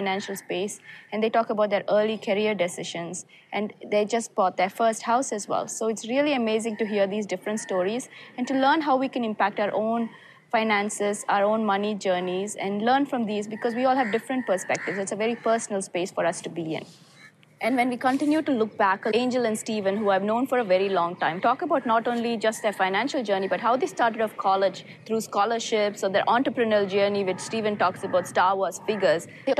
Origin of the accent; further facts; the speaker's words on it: Chennai, Tamil Nadu, India; I am so excited to be back in my hometown of Chennai in India.